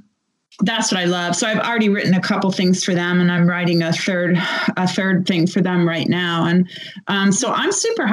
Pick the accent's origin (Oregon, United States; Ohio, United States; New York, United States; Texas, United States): Ohio, United States; Cleveland; I grew up in Cleveland, but I was like a really little girl in the 1960s